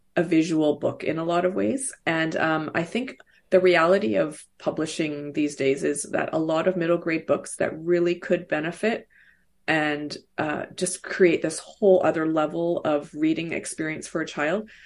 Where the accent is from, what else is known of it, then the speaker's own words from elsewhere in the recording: Vancouver, British Columbia, Canada; also born or lived in Seoul, South Korea / Hong Kong / Toronto; Vancouver has been home for most of that time